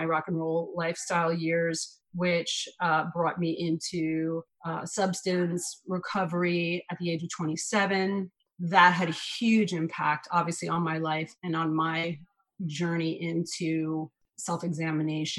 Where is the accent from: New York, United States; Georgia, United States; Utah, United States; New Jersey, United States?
New York, United States; New York City; I'm born and raised in New York City